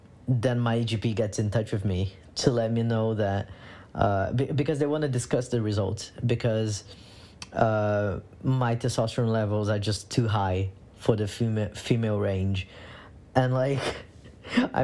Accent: Brazil; moved away as an adult; now in London, United Kingdom; I was born and raised in Brazil. And I came to the UK in 2017

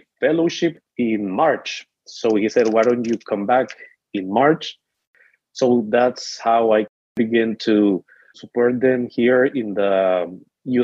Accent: El Salvador; moved away as an adult; now in United States; I'm from El Salvador

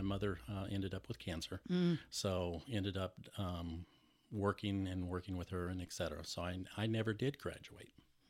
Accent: San Antonio, Texas, United States; born there; I am old. I was born in San Antonio, Texas.

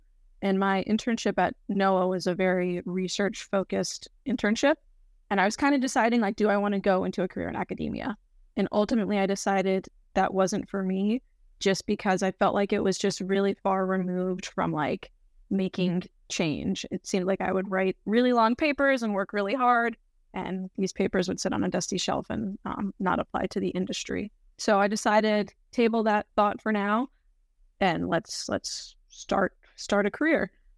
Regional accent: North Carolina, United States; I'm from the South. I'm from North Carolina.

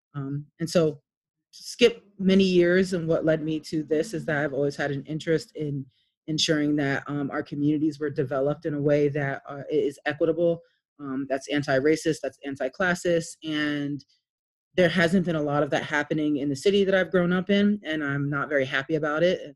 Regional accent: Wilmington, Delaware, United States; I grew up here in Wilmington, uh, of all over Wilmington. I was one of those kids that moved all the time

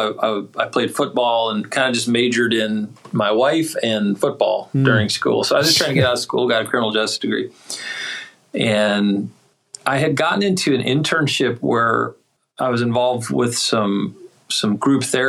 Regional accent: Duluth, Minnesota, United States; moved away as an adult; also born or lived in Springfield, Missouri / Delaware / West Virginia; now in Raleigh, United States; I'm originally from Duluth, Minnesota, and I've moved around quite a bit

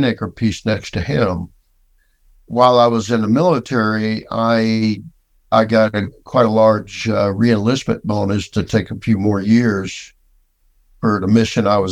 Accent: West Palm Beach, Florida, United States; also born or lived in LaBelle, Florida; Growing up in West Palm

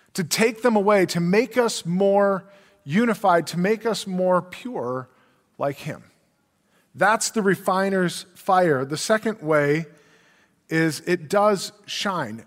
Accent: Brainerd, Minnesota, United States; I grew up in Brainerd, which is Crow Wing County

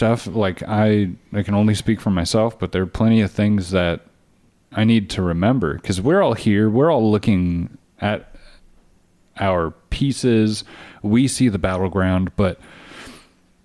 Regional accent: Texas, United States; we are from Texas.

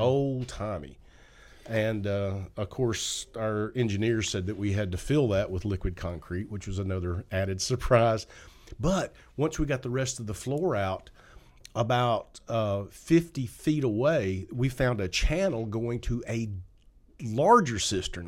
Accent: Upper Cumberland, Tennessee, United States; now in Covington, United States; I'm a hillbilly from the Upper Cumberland.

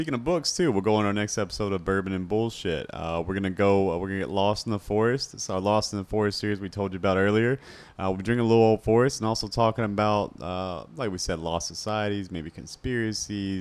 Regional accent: Lexington, Kentucky, United States; I grew up here in Lexington, Kentucky

